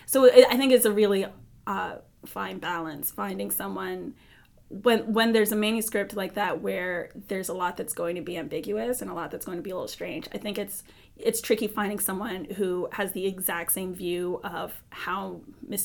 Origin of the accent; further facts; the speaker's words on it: New York City, New York, United States; I grew up in Brooklyn